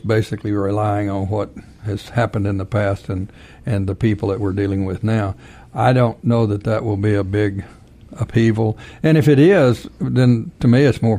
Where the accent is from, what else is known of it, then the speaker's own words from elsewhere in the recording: Texas, United States; I'm from Texas